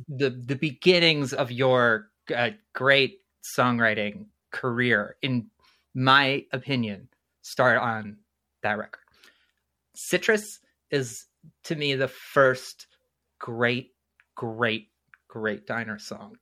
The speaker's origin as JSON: {"language": "English", "region": "New Jersey", "country": "United States", "tie": "born or raised there", "moved": "yes", "lives_now": "Valparaiso, United States", "said": "I was born in New Jersey"}